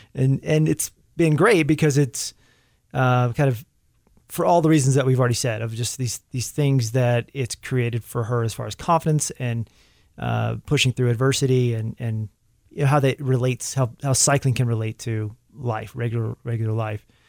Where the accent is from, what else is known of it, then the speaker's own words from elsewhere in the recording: Arkansas, United States; moved away; whenever I'm back in Arkansas, I always make a, a point to try to swing by the high school or get together with the cross-country team and the coach that was there, uh, is the, my coach when I was in high school is still there